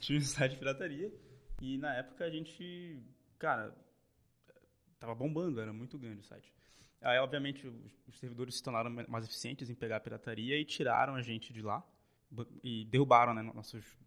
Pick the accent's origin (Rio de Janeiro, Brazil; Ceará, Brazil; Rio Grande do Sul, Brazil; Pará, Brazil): Pará, Brazil; Belém; moved away as an adult; now in São Paulo, Brazil; Nasci em Belém